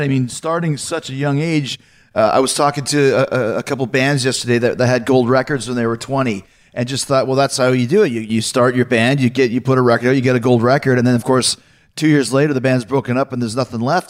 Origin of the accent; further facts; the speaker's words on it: Long Island, New York, United States; all three of us here are Long Islanders.